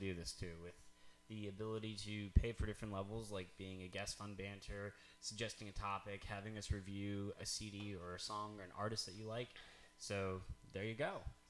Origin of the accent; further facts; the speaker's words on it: United States; especially growing up in America